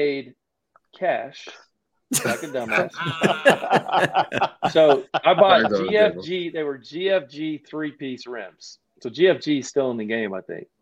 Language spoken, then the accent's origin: English; Milton, Florida, United States; I'm from Milton, Florida.